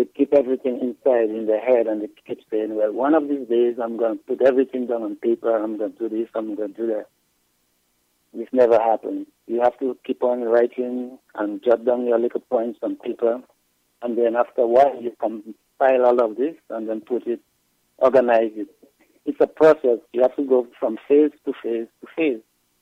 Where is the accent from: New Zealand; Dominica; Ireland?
Dominica; moved away as an adult; also born or lived in U.S. Virgin Islands; now in Texas, United States; I grew up in Dominica until like in my teen years. After my late teens, like in 19, I migrated to the U.S. Virgin Islands